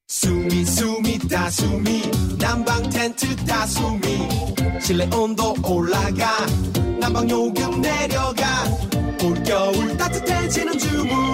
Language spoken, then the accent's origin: Korean; North Korea; now in South Korea; 북한에서 온